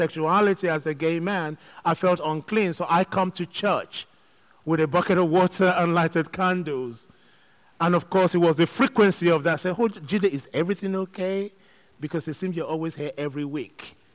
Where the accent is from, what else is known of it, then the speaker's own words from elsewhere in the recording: Nigeria; also born or lived in London, United Kingdom; now in Manchester, United Kingdom; I grew up in Nigeria where going to church was a big thing